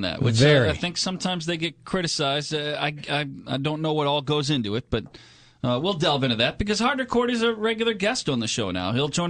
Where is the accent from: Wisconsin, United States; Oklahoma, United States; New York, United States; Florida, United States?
Wisconsin, United States; Appleton; the Score in Appleton, my favorite hometown. Well, it's my hometown